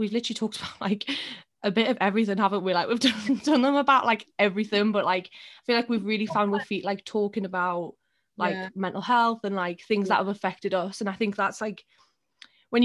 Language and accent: English; Newcastle upon Tyne, North East England, United Kingdom; we're both really lucky that we're in Newcastle, but we're also from Newcastle